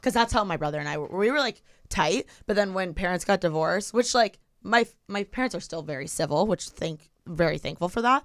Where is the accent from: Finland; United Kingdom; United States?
United States; Bloomington, Indiana; now in Los Angeles, United States; I'm from Bloomington